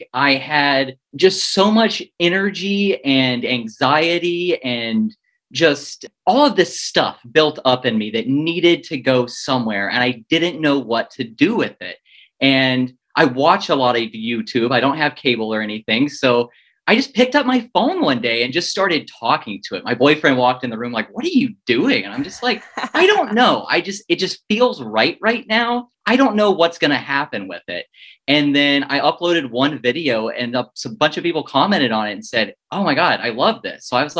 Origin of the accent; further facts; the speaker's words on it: Oregon, United States; moved away as an adult; now in Florida, United States; I moved to Florida from Oregon, and I grew up with dogs, and I had a Jack Russell growing up, and his name was Skip.